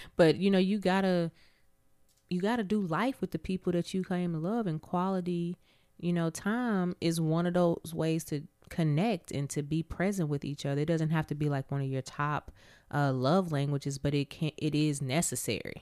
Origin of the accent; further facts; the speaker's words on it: Abilene, Texas, United States; moved away; I'm originally from Abilene, Texas